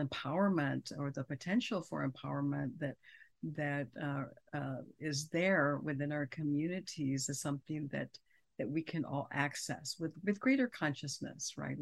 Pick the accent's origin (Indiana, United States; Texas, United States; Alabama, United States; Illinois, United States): Texas, United States; San Angelo; moved away as an adult; also born or lived in Austin, Texas / Riverside, California / Stanford, California; I'm from West Texas. I grew up there, went to school there